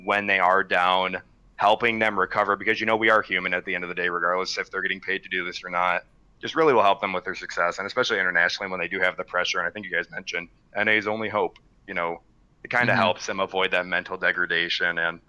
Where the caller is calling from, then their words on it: Detroit, Michigan, United States; From the Detroit area.